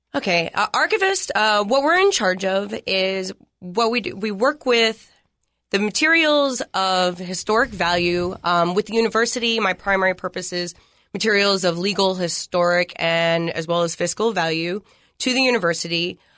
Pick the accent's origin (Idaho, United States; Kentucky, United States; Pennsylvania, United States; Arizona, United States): Pennsylvania, United States; Philadelphia; moved away as an adult; also born or lived in Hawaii; now in Tennessee, United States; I'm from the Northeast, uh, Philadelphia, Pennsylvania